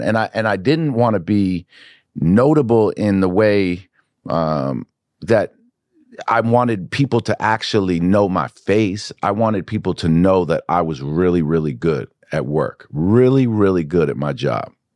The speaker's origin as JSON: {"language": "English", "region": "New York", "country": "United States", "tie": "born or raised there", "said": "I grew up in New York"}